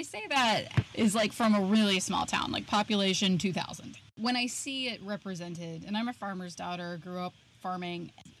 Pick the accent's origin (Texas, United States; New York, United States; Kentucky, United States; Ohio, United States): Ohio, United States; I'm from the Midwest. I'm from Ohio.